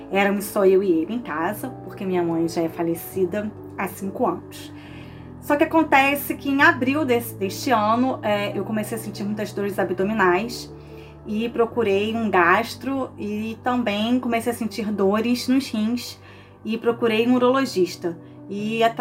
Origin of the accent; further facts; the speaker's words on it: Niterói, Rio de Janeiro, Brazil; sou de Niterói, estado do Rio de Janeiro.